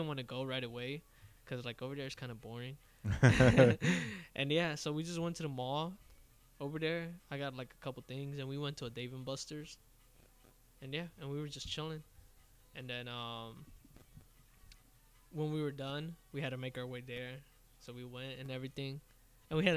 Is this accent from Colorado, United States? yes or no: no; Florida, United States; I'm a beaner from Florida